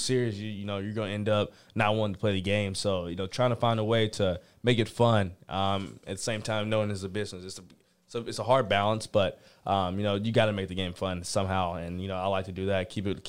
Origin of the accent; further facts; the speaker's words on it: Georgia, United States; because I'm from Georgia.